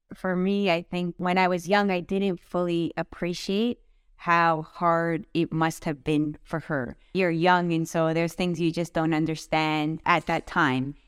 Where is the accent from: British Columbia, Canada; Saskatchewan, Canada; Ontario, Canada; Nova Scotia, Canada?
Ontario, Canada; Vaughan; I grew up in Vaughan.